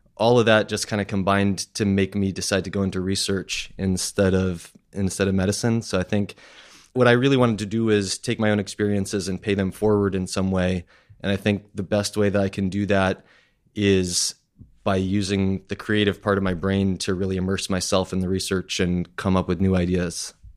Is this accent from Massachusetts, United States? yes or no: yes; Massachusetts, United States; also born or lived in Queens, New York; now in Astoria, United States; when I was ten months old, my family moved to Musa-, Massachusetts, so I grew up in a small town that almost no one has ever heard